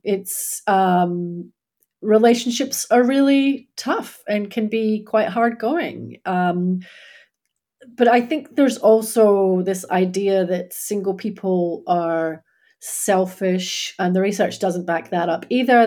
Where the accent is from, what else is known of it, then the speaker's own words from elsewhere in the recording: Scotland, United Kingdom; moved away as an adult; now in Australia; I grew up in Scotland